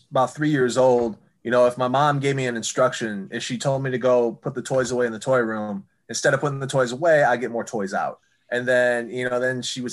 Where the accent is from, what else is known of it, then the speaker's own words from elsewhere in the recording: East Lansing, Michigan, United States; also born or lived in Athens, Ohio; I was born in Athens, Ohio, lived there for 4 years before we moved to East Lansing